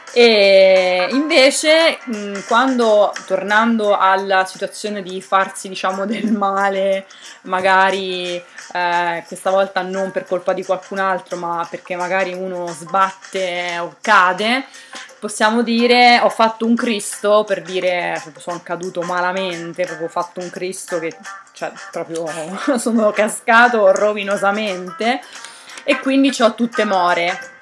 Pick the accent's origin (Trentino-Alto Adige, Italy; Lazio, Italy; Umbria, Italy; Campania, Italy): Umbria, Italy; Narni; now in Bologna, Italy; io sono nata a Narni, quindi potrei dirmi na-, narnese